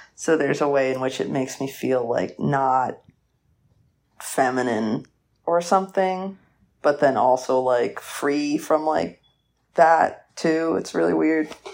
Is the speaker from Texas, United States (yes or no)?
no; Atlanta, Georgia, United States; I'm from Atlanta, like, outside Atlanta